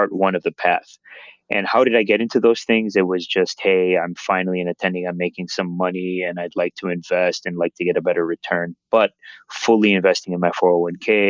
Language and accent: English; Chicago, Illinois, United States; born and raised in Chicago